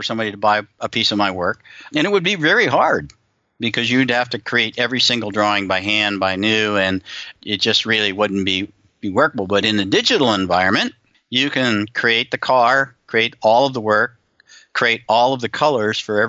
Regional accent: Southern California, United States; moved away; also born or lived in Denver; I grew up in Southern California. I know I've emigrated to the other part of the world

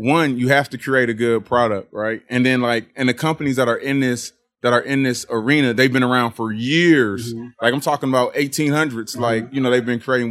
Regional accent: Georgia, United States; also born or lived in Pittsburgh, Pennsylvania; I was born in Pittsburgh, Pennsylvania, but I consider myself a Georgia person because I went to high school here in Georgia

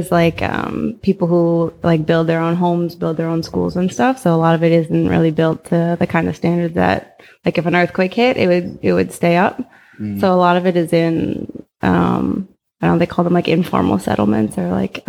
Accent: Boston, Massachusetts, United States; moved away as an adult; also born or lived in New York City; now in Oakland, United States; I'm 31. Right now I work in disaster management. I live in Oakland, but I'm from Boston originally.

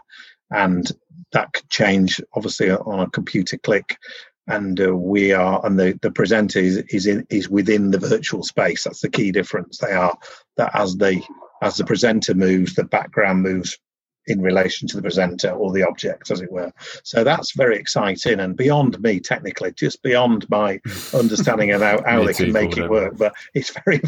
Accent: Yorkshire and the Humber, United Kingdom; I'm from Yorkshire

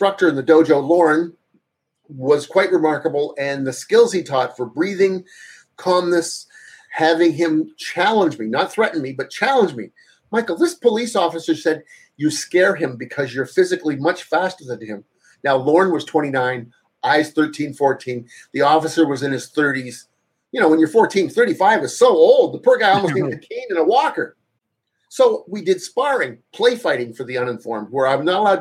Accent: Toronto area, Ontario, Canada; I went to the new university called York University, for those that know Toronto or Ontario

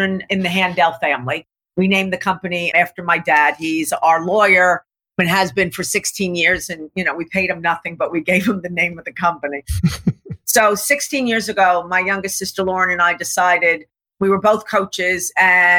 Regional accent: New York, United States; also born or lived in Laguna Beach, California; I'm a New Yorker

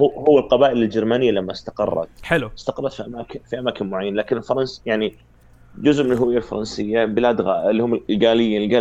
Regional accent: Morocco; انا مغربي

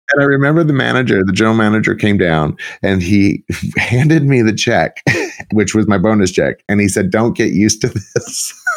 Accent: South Texas, United States; moved away as an adult; also born or lived in Arlington, Texas / Dallas, Texas / Palm Beach, Florida; I actually was born and raised in Texas, in South Texas, South at South, like as far south as you can get

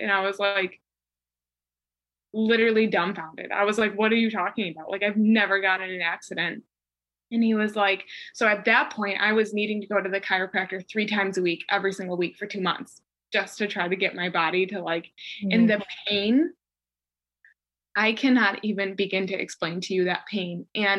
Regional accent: Chicago, Illinois, United States; moved away as an adult; now in North Carolina; I moved from Chicago to North Carolina. And it was just like the first time I ever moved away from home. So it was like moving away from home the first time, like states away from my family

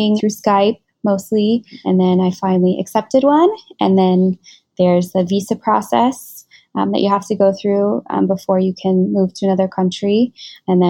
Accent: Washington, United States; moved away as an adult; now in Singapore; I was born and raised in Washington State in America

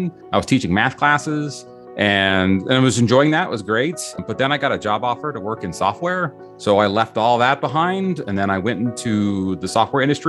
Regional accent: Utah, United States; I grew up in Utah

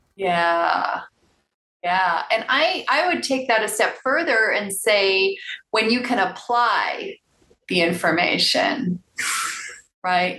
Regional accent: Chicago suburbs, Illinois, United States; I was born on the south side of Chicago, but I moved to the suburbs when I was seven.

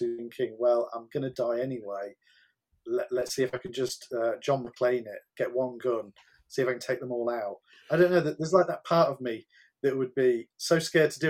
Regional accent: Grimsby, Yorkshire and the Humber, United Kingdom; my hometown of Grimsby.

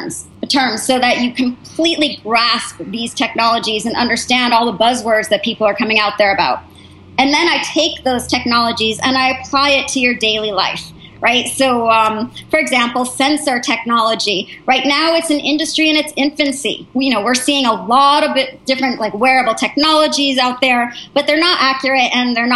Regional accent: United States; also born or lived in New Hampshire / Massachusetts; now in Palo Alto, United States; because I'm from New Hampshire and Massachusetts, I went to boarding school

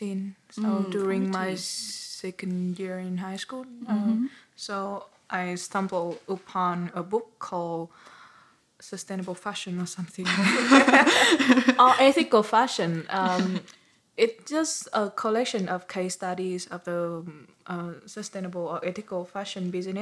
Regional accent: Vietnam; my home country

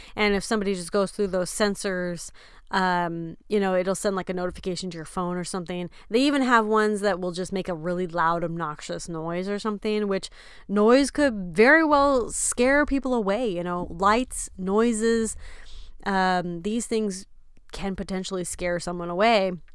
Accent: Texas, United States; moved away; we are from Texas

